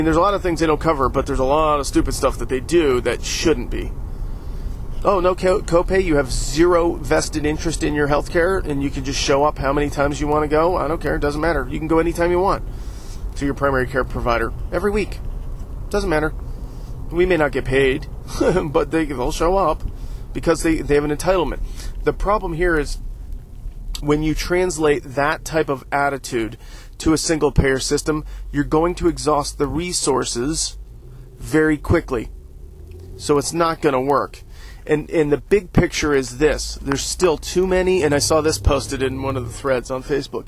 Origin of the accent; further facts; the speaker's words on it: United States; we as an American people